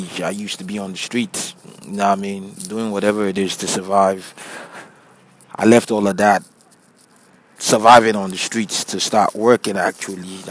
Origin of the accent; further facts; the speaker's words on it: Delta, Nigeria; moved away as an adult; also born or lived in United Kingdom; now in United States; I'm from Delta State in Nigeria